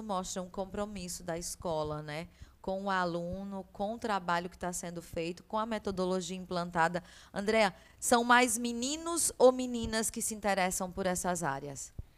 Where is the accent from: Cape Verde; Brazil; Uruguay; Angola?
Brazil; sertão of Paraíba; sou do sertão da Paraíba